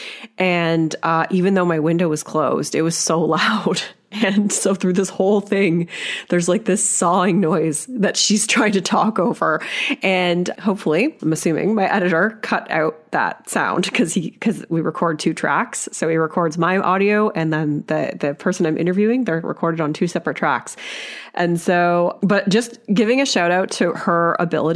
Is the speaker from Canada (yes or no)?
yes; Canada; as like a Canadian white girl here